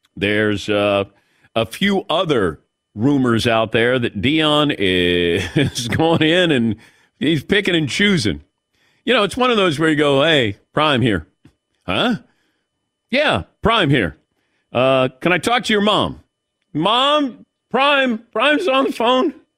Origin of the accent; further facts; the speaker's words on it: Zanesville, Ohio, United States; moved away; my hometown of Zanesville, Ohio